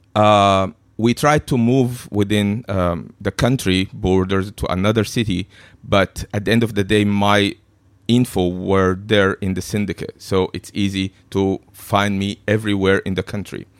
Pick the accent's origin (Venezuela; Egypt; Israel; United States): Egypt; moved away as an adult; now in Hong Kong; I've been born and raised in Egypt